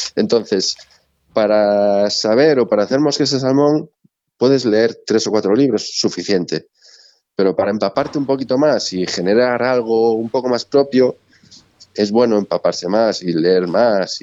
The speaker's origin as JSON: {"language": "Spanish", "region": "Galicia", "country": "Spain", "said": "como buen gallego"}